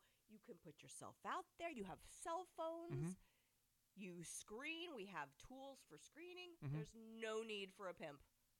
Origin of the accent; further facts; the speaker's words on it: the Bay Area, California, United States; moved away as an adult; now in Princeton, United States; I'm originally from the Bay Area